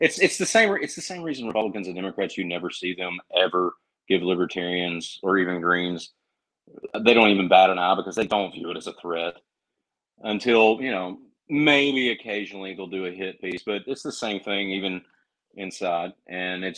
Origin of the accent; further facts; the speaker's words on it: North Carolina, United States; accent: Southern; moved away; also born or lived in St. Augustine, Florida / Tennessee; I grew up in North Carolina. I moved to St. Augustine, Florida